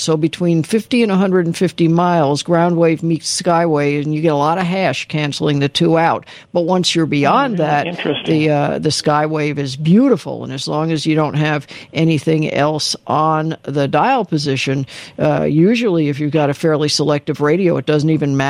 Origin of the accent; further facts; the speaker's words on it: Los Angeles, California, United States; also born or lived in San Diego; I was from Los Angeles